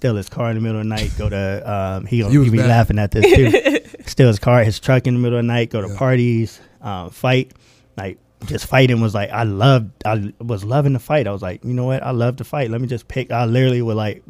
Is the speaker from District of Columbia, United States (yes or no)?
no; Moreno Valley, California, United States; I'm from Moreno Valley, California